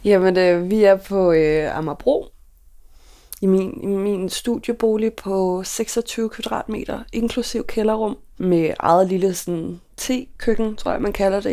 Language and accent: Danish; Køge, Zealand, Denmark; moved away as an adult; now in Copenhagen, Denmark; dengang der boede jeg hjemme i Køge hos mine forældre